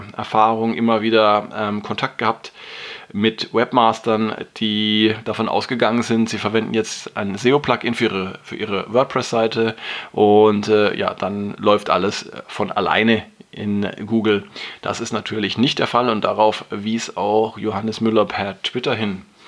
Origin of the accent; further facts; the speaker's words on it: Germany; bei uns in Deutschland